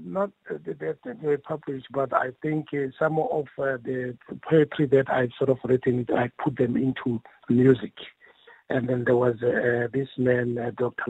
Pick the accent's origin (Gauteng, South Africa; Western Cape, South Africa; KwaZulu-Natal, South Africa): Gauteng, South Africa; Mamelodi; also born or lived in Lady Selborne; I was uh, born in the then Lady Selborne, but I grew up here in Mamelodi